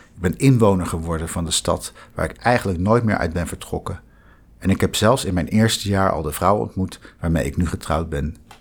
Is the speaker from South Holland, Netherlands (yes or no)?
yes; The Hague, South Holland, Netherlands; moved away as an adult; also born or lived in Utrecht; Ik ben geboren en getogen in Den Haag